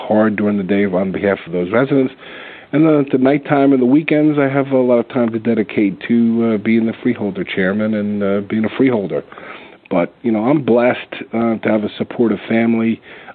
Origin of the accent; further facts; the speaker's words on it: Roselle Park, New Jersey, United States; also born or lived in Elizabeth, New Jersey; So I grew up in Elizabeth till I was about 10 years old, moved to Roselle Park, and spent the most of my childhood in middle school and high school in Roselle Park